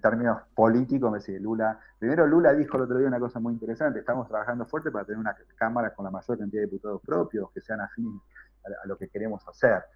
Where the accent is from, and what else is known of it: Argentina; now in São Paulo, Brazil